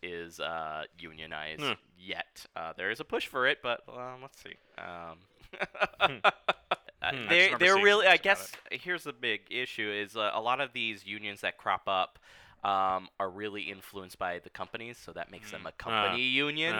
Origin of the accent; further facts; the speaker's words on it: Laguna Beach, California, United States; I grew up in Laguna Beach